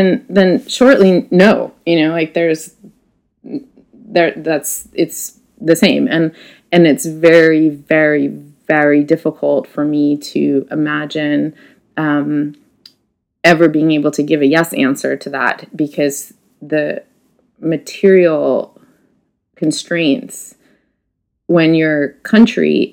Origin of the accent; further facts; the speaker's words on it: United States; I am an American woman who has spent a lot of time in these regions